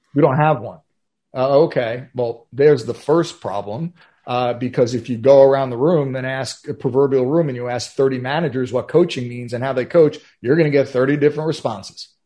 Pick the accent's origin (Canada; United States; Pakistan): United States; New York; I'm from New York